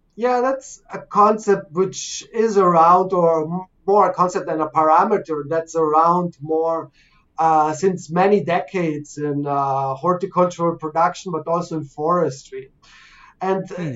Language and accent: English; Canada; I'm from Canada